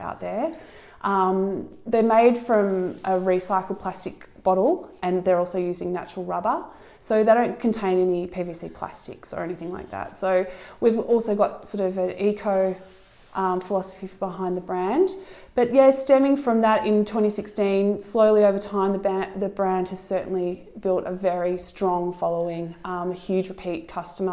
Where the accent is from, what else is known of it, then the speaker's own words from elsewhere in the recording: Surf Coast, Victoria, Australia; Surf Coast. I have lived here my whole life. I lived in Bowen, I'm from Bowen Heads originally